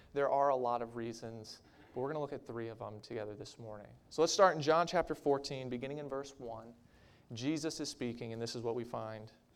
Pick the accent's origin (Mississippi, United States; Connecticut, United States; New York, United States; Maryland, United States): Maryland, United States; moved away as an adult; also born or lived in Minnesota; my home state of Maryland. I missed my family. I missed my neighborhood. I missed the house that I grew up